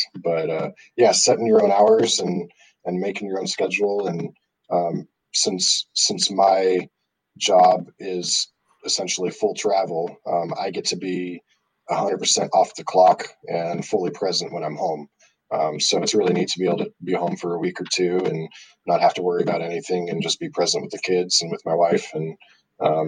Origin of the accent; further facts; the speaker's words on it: Southern California, United States; Growing up in Southern California, I got to play a Junior World event there